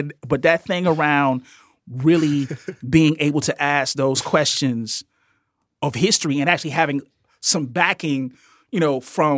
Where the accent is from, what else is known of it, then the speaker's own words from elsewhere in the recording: Marianna, Arkansas, United States; now in Chicago, United States; So I'm from Marianna, Arkansas. I come to Chicago.